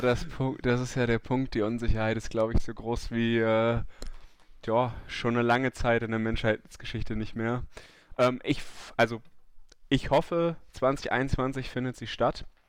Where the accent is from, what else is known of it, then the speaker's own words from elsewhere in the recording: Germany; als Deutscher